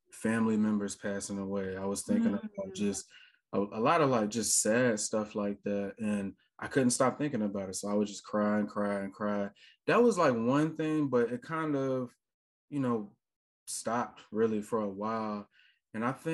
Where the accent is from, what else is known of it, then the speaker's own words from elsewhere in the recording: Richmond, Virginia, United States; now in Atlanta, United States; I'm currently in Atlanta, Georgia. I've been there for the last like 11 years or so. So this is like definitely home at this point, but I'm originally from Richmond, Virginia